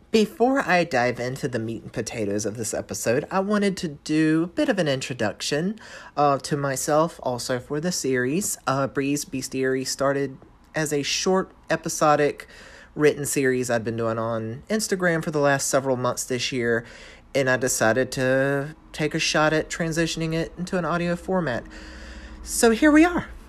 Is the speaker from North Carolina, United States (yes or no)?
yes; North Carolina, United States; accent: Southern; moved away as an adult; I'm a Southern Belle. I was born and raised in North Carolina. Uh, lived there for the first twenty-five, twenty-six, twenty-seven ye, ish years of my life